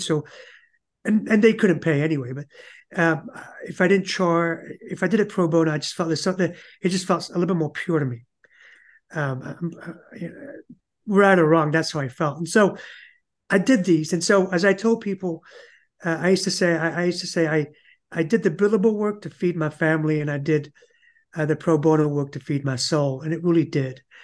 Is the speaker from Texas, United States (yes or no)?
yes; Euless, Texas, United States; also born or lived in England / Dallas; now in Houston, United States; it's where I learned about America, was in Euless, Texas.